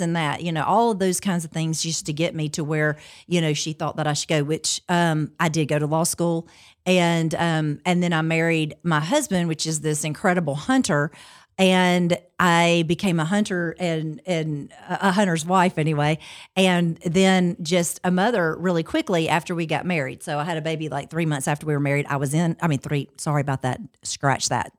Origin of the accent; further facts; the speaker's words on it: Montgomery, Alabama, United States; also born or lived in Pike Road, Alabama; I am from Montgomery, um, originally, and I live in Pike Road, so not far from there now